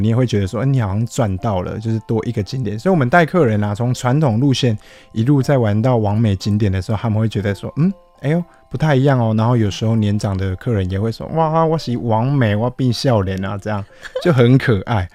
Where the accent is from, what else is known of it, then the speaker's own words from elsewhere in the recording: Liuqiu, Pingtung County, Taiwan; 来到我们的家乡